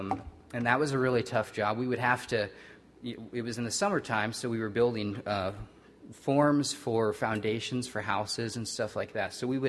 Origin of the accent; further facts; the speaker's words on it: Midwest, United States; moved away; I'm growing up in the Midwest.